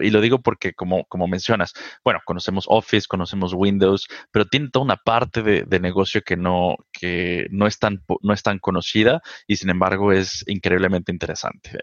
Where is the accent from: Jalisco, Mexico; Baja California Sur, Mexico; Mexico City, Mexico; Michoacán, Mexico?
Mexico City, Mexico; Yo soy originario de la Ciudad de México, eh, nací y crecí allá prácticamente toda mi vida